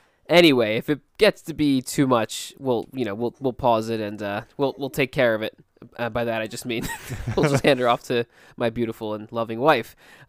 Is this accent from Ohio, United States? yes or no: no; Philadelphia, Pennsylvania, United States; accent: Philly South Jersey; I heard a Philly South Jersey accent, you know, I kind of, you know, I'm from Philly, I'm South Jersey, you know, like, you know, that kind of accent